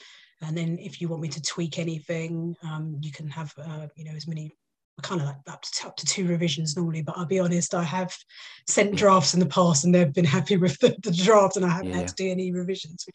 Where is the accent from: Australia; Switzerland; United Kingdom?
United Kingdom; London; accent: Cockney; I'm from East London, so I'm a bit of a Cockney